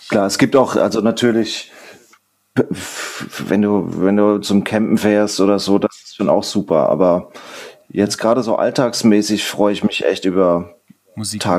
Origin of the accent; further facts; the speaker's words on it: Urspringen, Bavaria, Germany; Äh, in Urspringen in Unterfranken.